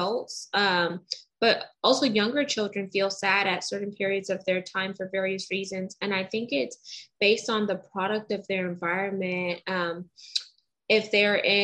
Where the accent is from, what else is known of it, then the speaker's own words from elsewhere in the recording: United States; I'm very Americanized and I was born here in America.